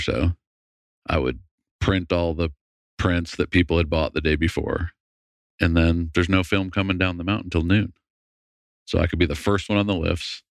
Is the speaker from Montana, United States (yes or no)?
no; Massachusetts, United States; moved away as an adult; I grew up in Massachusetts